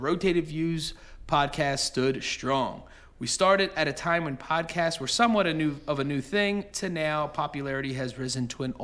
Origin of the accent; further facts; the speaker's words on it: Bristol, Pennsylvania, United States; the town we grew up in Bristol, Pennsylvania